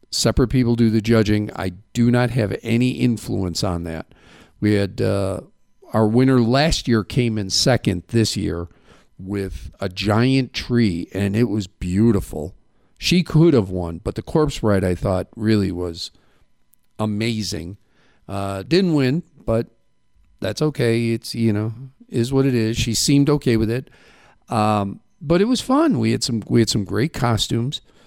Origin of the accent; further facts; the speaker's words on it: Midwest, United States; now in Safford, United States; where I grew up in the Midwest